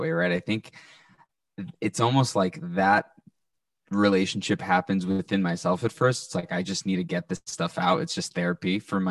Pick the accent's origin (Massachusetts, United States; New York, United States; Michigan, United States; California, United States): Massachusetts, United States; Salem; moved away as an adult; now in Montreal, Canada; we're from the North Shore of Boston in Salem, Massachusetts. I currently live up in Canada, Montreal